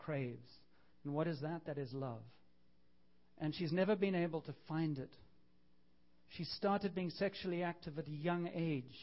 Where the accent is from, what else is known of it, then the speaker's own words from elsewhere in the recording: Canada; we're Canadian, I am, but I'm still a half-breed